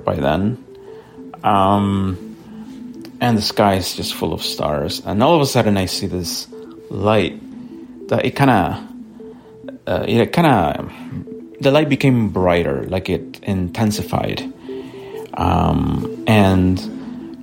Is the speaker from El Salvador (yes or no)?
yes; El Salvador; now in Vancouver, Canada; I was visiting El Salvador. That's where I'm from